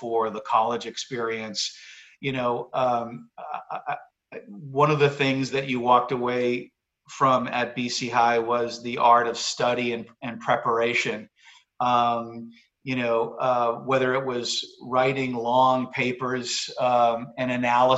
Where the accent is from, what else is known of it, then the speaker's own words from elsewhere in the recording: Massachusetts, United States; moved away as an adult; also born or lived in Basking Ridge, New Jersey; growing up in Massachusetts